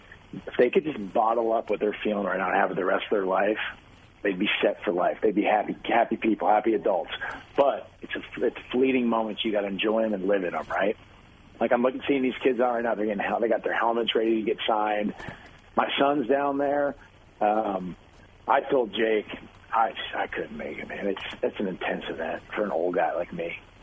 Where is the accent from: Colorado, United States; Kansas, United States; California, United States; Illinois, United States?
Kansas, United States; Wichita; I grew up in Wichita